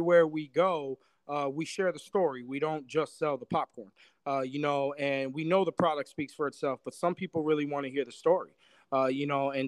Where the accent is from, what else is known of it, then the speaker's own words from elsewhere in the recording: Buffalo, New York, United States; I'm from Buffalo. I love Buffalo.